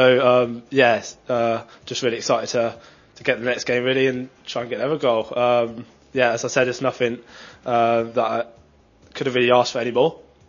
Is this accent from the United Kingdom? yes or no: yes; Oxford, South East England, United Kingdom; we're both from Oxford.